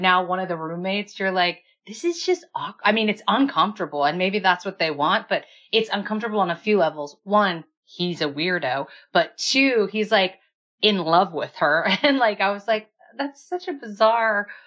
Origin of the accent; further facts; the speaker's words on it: Kansas, United States; I'm from Kansas